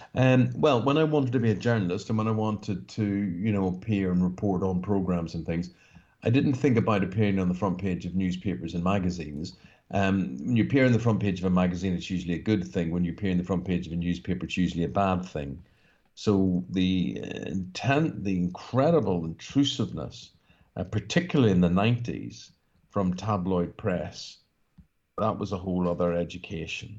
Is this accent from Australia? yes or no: no; Northern Ireland, United Kingdom; growing up in Northern Ireland